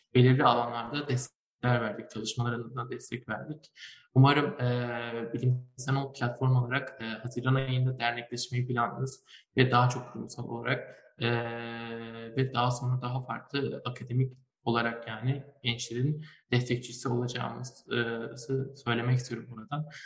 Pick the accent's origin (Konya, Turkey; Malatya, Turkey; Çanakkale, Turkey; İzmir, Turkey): Malatya, Turkey; ben aslında Malatyalıyım